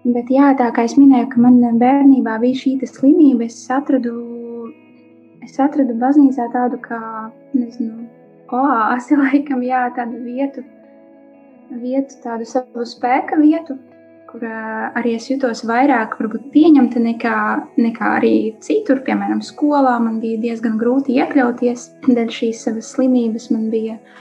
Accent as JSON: {"language": "Latvian", "country": "Latvia", "tie": "born or raised there", "also_born_or_lived": "Daugavpils", "moved": "yes", "lives_now": "Riga, Latvia", "said": "Es pati nāku no Latvijas, no Krasnodas. Iedzima Daugavpilī, jā, dzīvoju Krasnodā. Uzaugu Krasnodā, jā, tagad es dzīvoju Rīgā"}